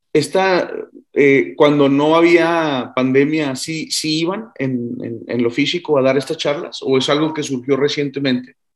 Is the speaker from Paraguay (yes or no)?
no; Mexico; para mí lo que fue difícil fue el, el, el español académico, es decir, ir a dar, y regresar a México a dar clases de físi